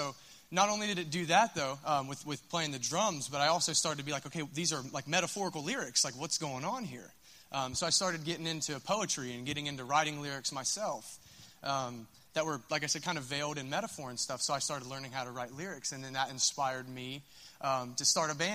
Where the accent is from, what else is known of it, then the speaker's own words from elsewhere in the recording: Minford, Ohio, United States; I'm from Minford